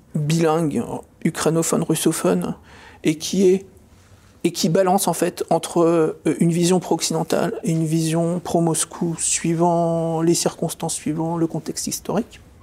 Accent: France; Je suis un Français souverainiste

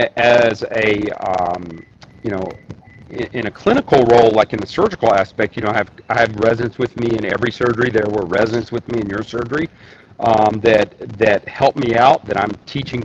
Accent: Tennessee, United States; now in Michigan, United States; as you can probably tell from my accent, I am from Tennessee, hence I'm in Tennessee today

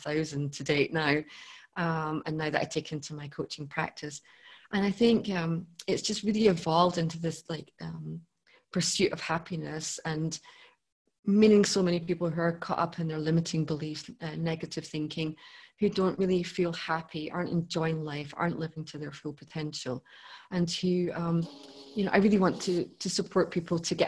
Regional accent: Scotland, United Kingdom; I grew up in Scotland

